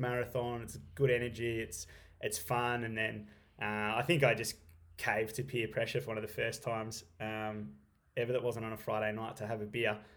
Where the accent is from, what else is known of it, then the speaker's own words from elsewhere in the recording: Stawell, Victoria, Australia; now in Halls Gap, Australia; I grew up in Stall, like, literally twenty minutes down the road